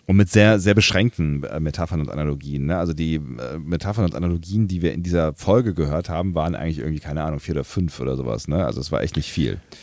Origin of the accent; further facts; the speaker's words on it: Germany; bei uns in Deutschland